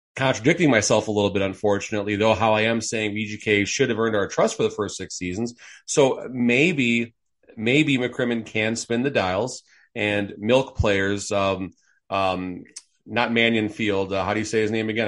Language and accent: English; Chicago, Illinois, United States; now in Las Vegas, United States; I'm originally from Chicago, folks. I grew up at the, going to games at the Chicago Stadium